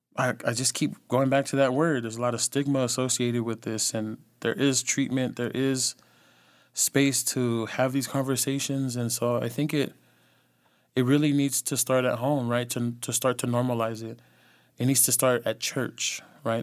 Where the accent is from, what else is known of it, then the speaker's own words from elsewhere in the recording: the Bay Area, California, United States; also born or lived in Los Angeles; From the Bay